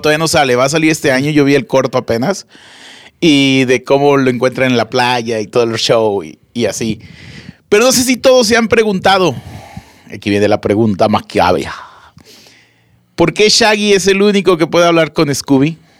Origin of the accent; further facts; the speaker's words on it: Monterrey, Nuevo León, Mexico; aquí en Monterrey, para la gente que nos está empezando a escuchar, somos de Monterrey, Nuevo León